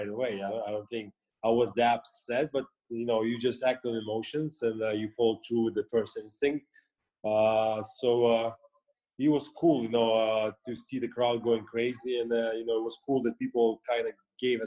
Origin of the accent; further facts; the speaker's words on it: Russia; moved away as an adult; also born or lived in United States; growing up in the Soviet Union